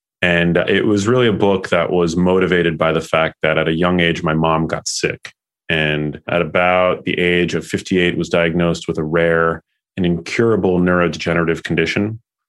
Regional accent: New York City, New York, United States; I'm 38. I'm from New York City. So born and raised in Murray Hill.

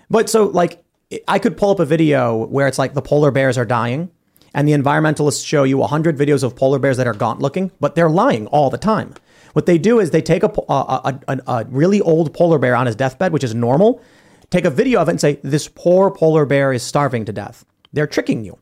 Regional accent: Chicago, Illinois, United States; I'm from Chicago

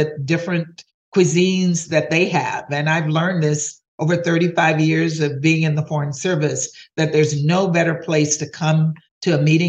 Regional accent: Louisiana, United States; I'm from Louisiana, and most people from Louisiana we're very proud of our cuisine

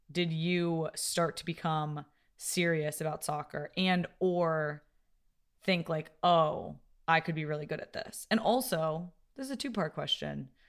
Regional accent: Connecticut, United States; Like growing up in Connecticut and being obsessed with basketball and being so close to UConn

